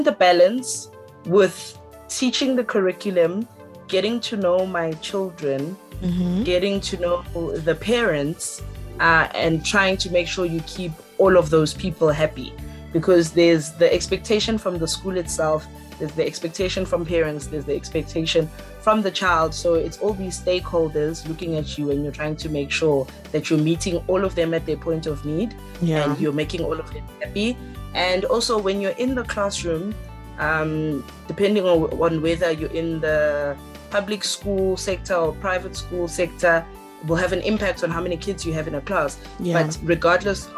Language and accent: English; Alberton, Gauteng, South Africa; I am from Alberton, which is in the East Rand. A small little a dorpie